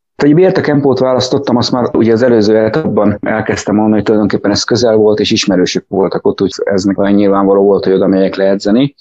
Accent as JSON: {"language": "Hungarian", "town": "Tatabánya", "region": "Komárom-Esztergom", "country": "Hungary", "tie": "born or raised there", "said": "Én tatabányai vagyok, úgyhogy a tatabányai, akkor még tatabányi bányás sportklub volt, és én ott úsztam"}